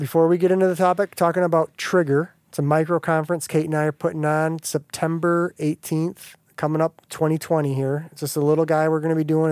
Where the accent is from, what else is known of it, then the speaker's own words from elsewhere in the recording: United States; growing up in America